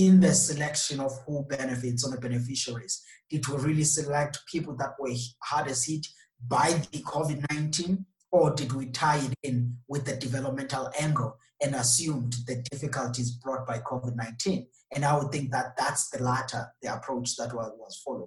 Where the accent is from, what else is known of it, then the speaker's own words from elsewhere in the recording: South Africa; as a South African